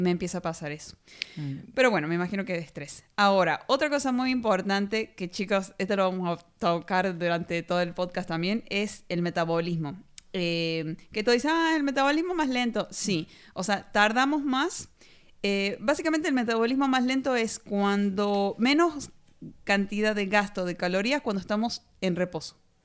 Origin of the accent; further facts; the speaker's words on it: Argentina; de Argentina